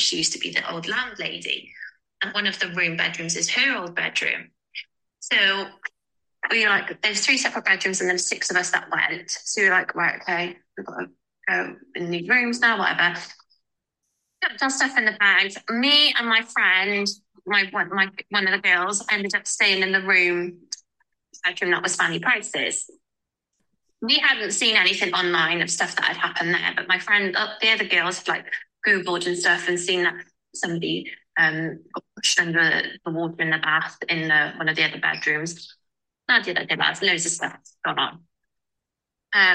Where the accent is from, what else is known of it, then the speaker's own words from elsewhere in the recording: Cardiff, Wales, United Kingdom; we're from Cardiff